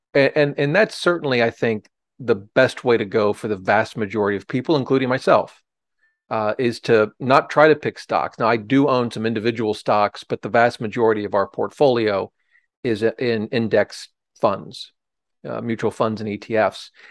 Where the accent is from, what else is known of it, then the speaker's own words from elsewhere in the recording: Ohio, United States; now in Washington, D.C., United States; I grew up in Ohio, uh, but, uh, I practiced law or did here in, in Washington, D C